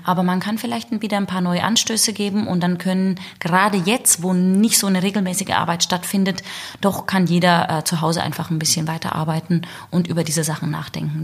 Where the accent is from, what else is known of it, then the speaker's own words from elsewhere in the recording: Southern Germany, Germany; moved away as an adult; also born or lived in Salzburg / Hamburg; ich komme aus dem Süden